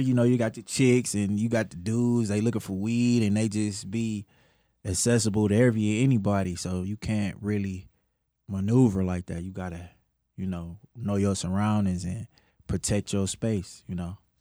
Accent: Detroit, Michigan, United States; I grew up West Side Detroit, Eight Mile

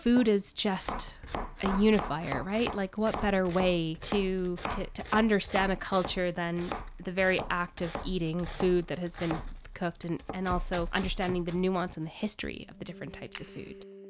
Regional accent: Sri Lanka; Sri Lanka is fascinating because, you know, we were colonized by not just the Brits, but also the Portuguese and the Dutch

